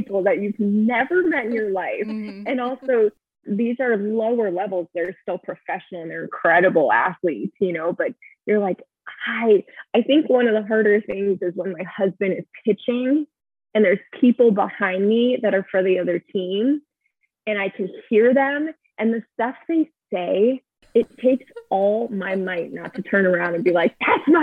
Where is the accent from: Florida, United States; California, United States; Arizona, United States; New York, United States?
Arizona, United States; moved away as an adult; I was born and raised in Arizona and I have a great friend group there